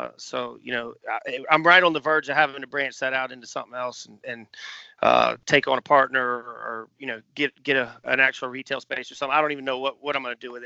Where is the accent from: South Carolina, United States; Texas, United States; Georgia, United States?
South Carolina, United States; Pawleys Island; moved away as an adult; also born or lived in Charleston, South Carolina; growing up in Pauly's